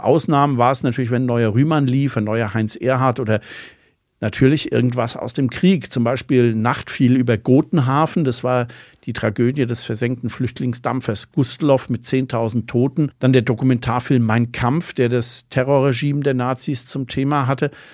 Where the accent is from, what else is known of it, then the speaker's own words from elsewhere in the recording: Bonn, North Rhine-Westphalia, Germany; now in Mainz, Germany; aus Bonn, wo ich aufgewachsen bin